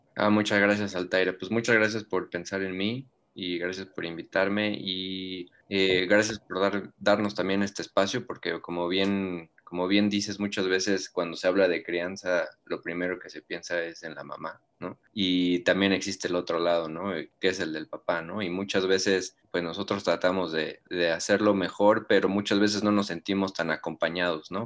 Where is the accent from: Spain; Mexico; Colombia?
Mexico; Yo vivo, nosotros somos de México